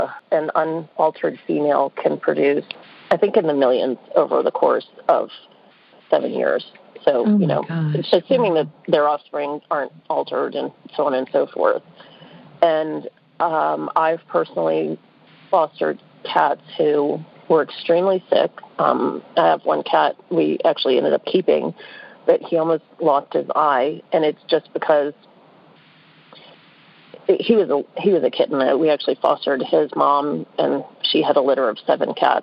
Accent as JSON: {"language": "English", "town": "New Orleans", "region": "Louisiana", "country": "United States", "tie": "born or raised there", "moved": "yes", "lives_now": "Atlanta, United States", "said": "So I live in Atlanta. I grew up in New Orleans"}